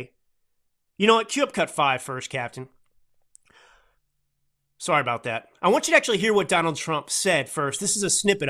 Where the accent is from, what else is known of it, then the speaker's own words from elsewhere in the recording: Texas, United States; accent: drawl; I grew up in Texas with kind of a drawl